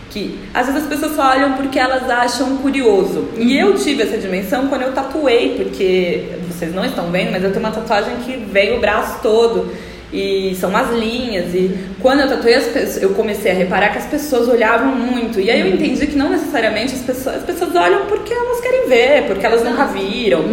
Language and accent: Portuguese; Ribeirão Preto, São Paulo, Brazil; eu cresci no interior também, em Ribeirão Preto